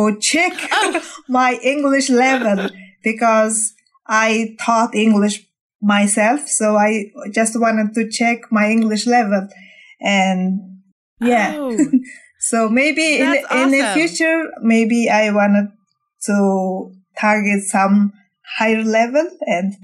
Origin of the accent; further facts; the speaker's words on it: Mongolia; English is a second language; I'm from Mongolia